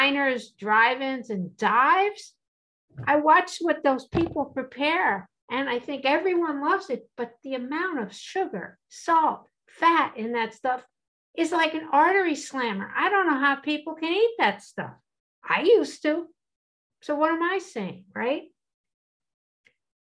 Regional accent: East Coast, United States; I'm from the East Coast, and I was a trainer

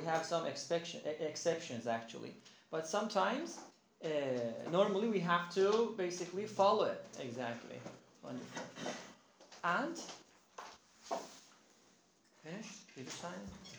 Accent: Iran; I'm from Iran. Iranian

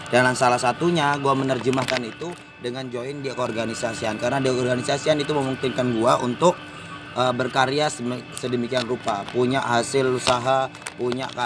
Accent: East Java, Indonesia; Gue asal dari Jawa Timur ya kan.

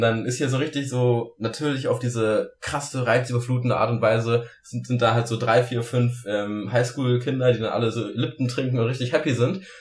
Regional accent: Germany; bei uns in Deutschland

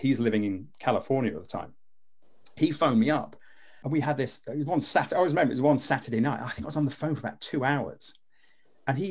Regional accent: Leicester, East Midlands, United Kingdom; also born or lived in Wigston; I'm actually from Leicester. And when I was a kid, we used to live in Wigston

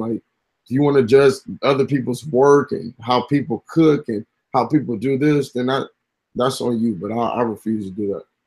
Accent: Inglewood, California, United States; also born or lived in Gardena, California; I come from Inglewood, California. Technically, Gardena, but I spent a lot of time in Inglewood. And when you grow up by the forum

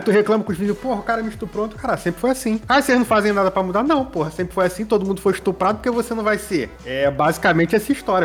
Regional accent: Brazil; eu posso pedir cidadania italiana, né? E ser é o bra... É. ítalo brasileiro, porque o meu avô não nasceu da Itália, mas ele é filho de italiano e por isso, além de brasileiro, italiano

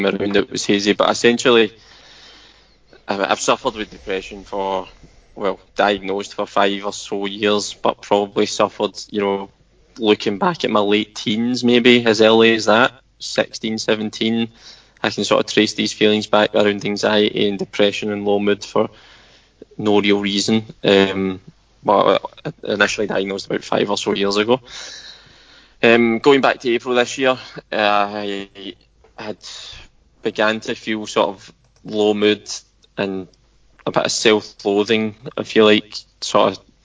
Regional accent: Scotland, United Kingdom; we're Scottish

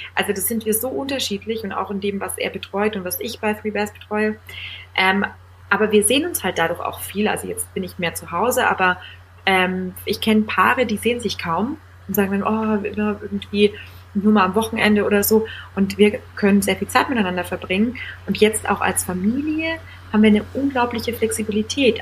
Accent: Bavaria, Germany; also born or lived in Munich; Ich komme aus Bayern, ich bin mit der Breze quasi aufgewachsen

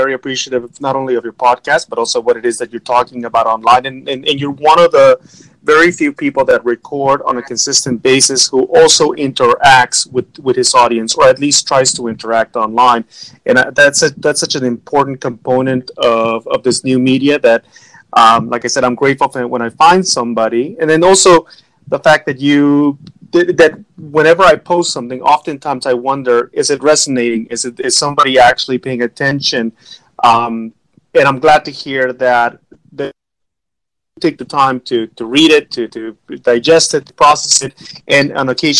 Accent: Los Angeles, California, United States; born or raised there; also born or lived in Mexico

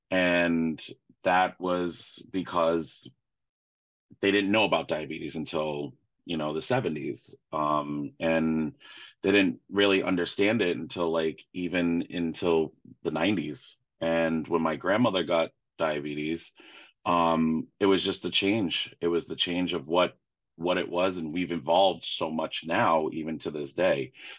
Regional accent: Sweden; growing up in Sweden, my family in the summertime when I go over to Sweden, that's where we mostly are.

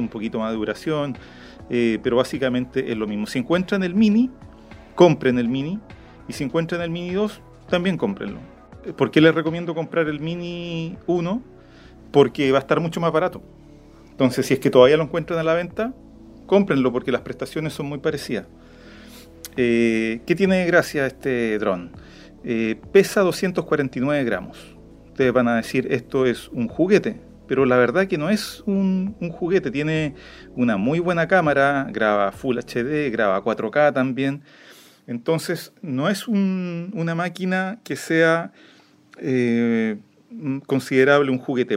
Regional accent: Chile; accent: Chilean; el chileno, eh, nuestra forma de hablar puede ser complicada

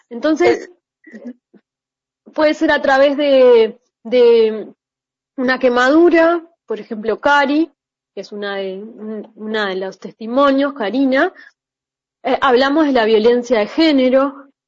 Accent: Uruguay; que yo soy uruguaya

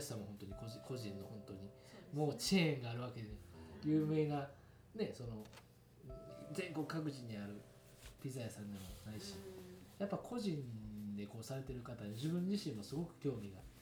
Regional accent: Kobe, Hyogo, Japan; 舞妓なので育ったのまあるみ塩屋

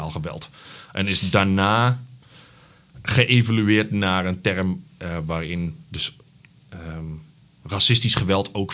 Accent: Uden, North Brabant, Netherlands; moved away as an adult; now in Zwolle, Netherlands; kilometertje of twintig van het stadion geboren. Ehm, in Uden. Oh ja. Ja, daar eh, heb ik tot mijn twintigste gezeten. Toen ben ik eh, verhuisd, hier journalistiek gaan studeren.

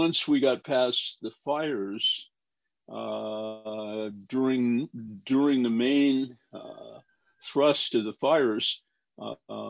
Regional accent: Denver, Colorado, United States; now in Silicon Valley, United States; I was born and raised in Denver

